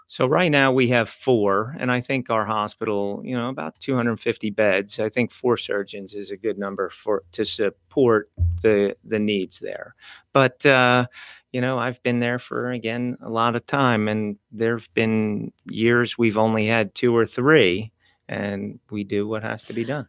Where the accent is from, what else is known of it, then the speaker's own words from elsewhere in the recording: New Jersey, United States; moved away as an adult; also born or lived in Manhattan, New York; now in Stuart, United States; grew up in New Yo, in Jersey and schooled in Jersey, trained in Jersey